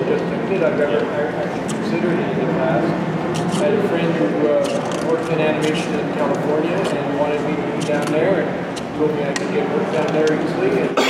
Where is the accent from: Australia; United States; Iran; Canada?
Canada; accent: Canadian; also born or lived in England; I'm born in England, but I have a card in my wallet that says I'm a Canadian.